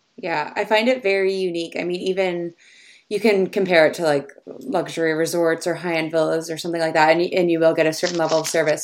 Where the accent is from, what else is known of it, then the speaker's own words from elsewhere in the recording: Canada; I grew up in Canada sailing and just sailing on the, the lakes and the rivers and things around here.